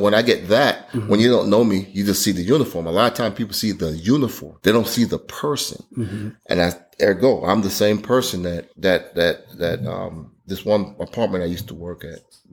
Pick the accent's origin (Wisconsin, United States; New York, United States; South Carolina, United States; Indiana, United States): New York, United States; New York City; I grew up in New York and it was kind of rough areas, like Jamaica, mm-hmm. Queens